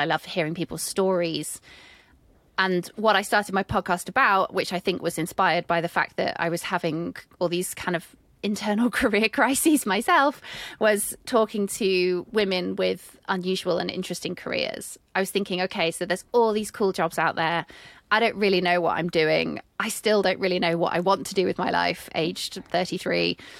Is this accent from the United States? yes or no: no; United Kingdom; accent: British; I'm British